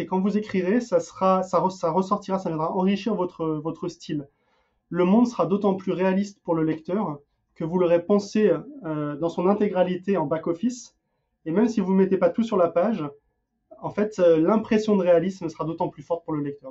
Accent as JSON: {"language": "French", "country": "France", "also_born_or_lived": "Denmark", "moved": "yes", "lives_now": "United States"}